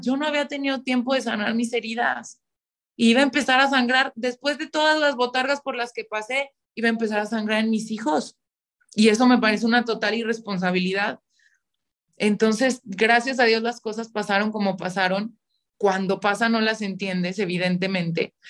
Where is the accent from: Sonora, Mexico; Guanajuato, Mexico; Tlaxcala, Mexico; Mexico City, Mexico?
Guanajuato, Mexico; León; soy de León, Guanajuato